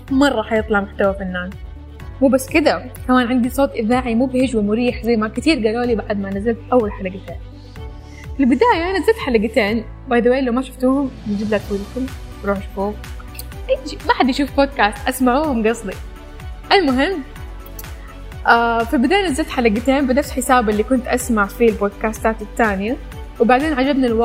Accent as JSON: {"language": "Arabic", "country": "Iraq", "also_born_or_lived": "Sudan / Saudi Arabia", "lives_now": "Malaysia", "said": "انا عراقيه اتولدت في السودان وعشت في السعوديه وحاليا جالسه ادرس في ماليزيا"}